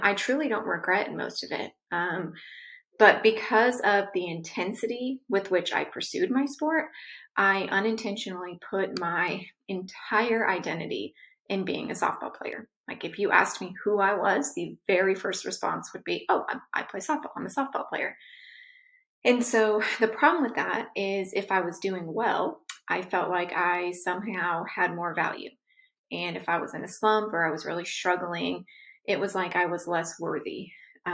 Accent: Southern California, United States; I was born and raised in Southern California.

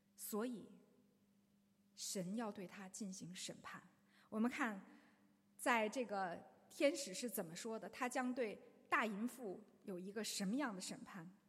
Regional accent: China; 我们中国人几千年来都说自己是孔孟之道

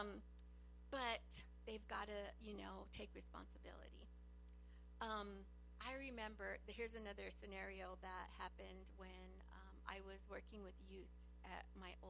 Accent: Los Angeles, California, United States; I grew up in East

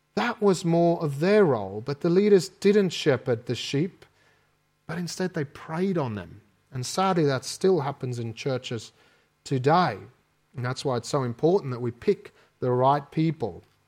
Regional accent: South Africa; accent: South African; moved away as an adult; my South African accent.

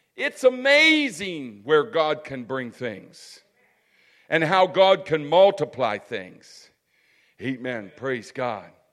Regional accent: United States; As an American people

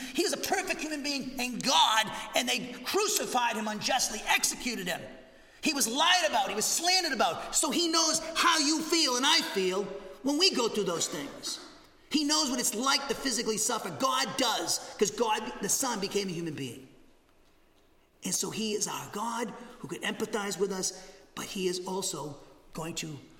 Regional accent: the North, United States; I come from the North, okay? I'm a Yankee. I'm a damn Yankee. I'm here to stay, okay? I ain't leaving.

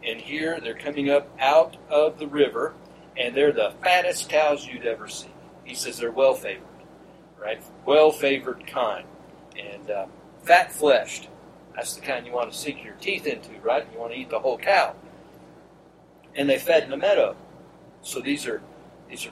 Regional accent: Georgia, United States; I grew up in Georgia

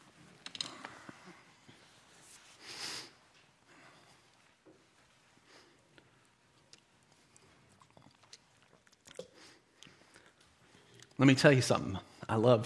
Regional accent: United States; as an American

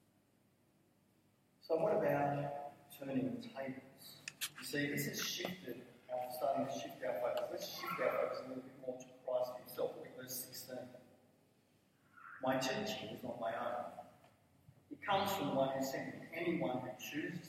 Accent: Blacktown, New South Wales, Australia; I come from Blacktown

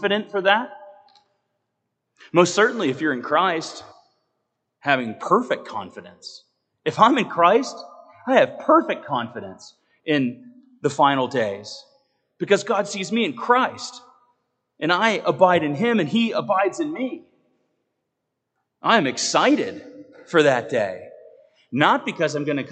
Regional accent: United States; also born or lived in Naples, Italy; as an American

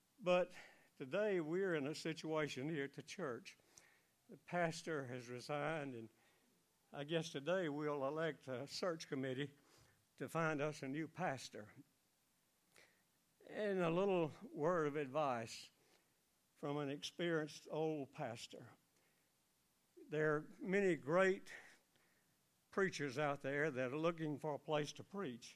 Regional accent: United States; Growing up in Elmore County in the farming atmosphere

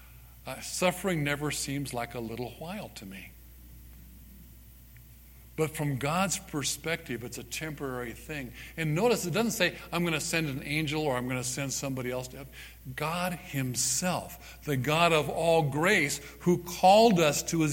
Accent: Southern California, United States; now in Parowan, United States; I was born and raised in Southern California

